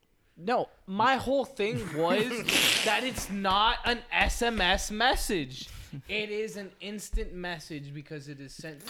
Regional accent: United States; I'm an American guy

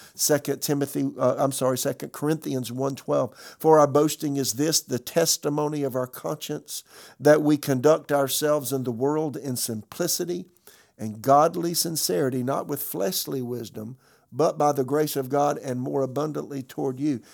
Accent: South Carolina, United States; moved away as an adult; also born or lived in Tulsa; now in Raleigh, United States; I'm from South Carolina

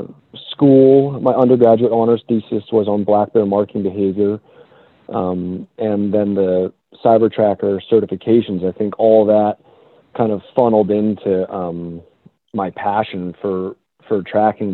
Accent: Boston, Massachusetts, United States; now in California, United States; I actually grew up in the middle of the city in Boston

